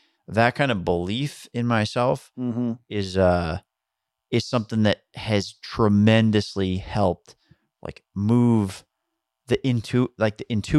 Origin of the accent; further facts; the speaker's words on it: Long Island, New York, United States; I grew up on Long Island where it was like